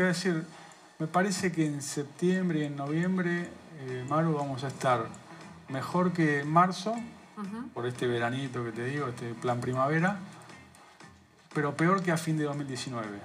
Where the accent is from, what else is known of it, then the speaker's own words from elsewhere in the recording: Argentina; somos los argentinos